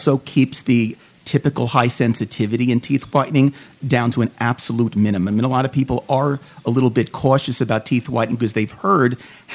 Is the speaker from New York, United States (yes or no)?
yes; New York, United States; moved away as an adult; also born or lived in Arizona; now in Phoenix, United States; I'm originally from New York, as you will pick up as you listen to me more. Moved out here about 13, 14 years ago